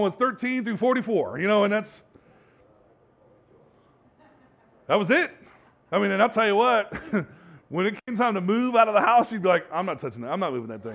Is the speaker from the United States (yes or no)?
yes; Bay Area, California, United States; I grew up in the Bay Area.